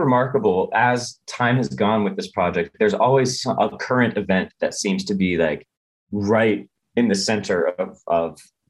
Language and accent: English; Midwest, United States; we're from the Midwest.